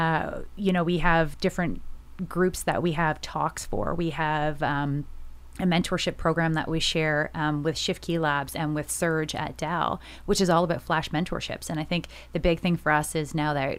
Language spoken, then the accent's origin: English; Smiths Falls, Ontario, Canada; also born or lived in Quebec; now in Halifax, Canada; I'm from a small town called Smiths Falls, Ontario.